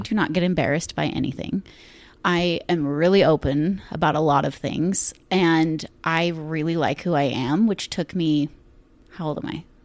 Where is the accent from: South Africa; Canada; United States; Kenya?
United States; Ashland; growing up in Ashland